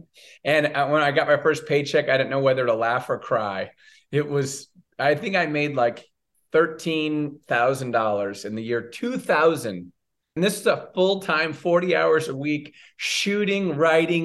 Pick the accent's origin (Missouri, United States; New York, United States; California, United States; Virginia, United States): California, United States; Southern; now in Chicago, United States; I grew up in Southern California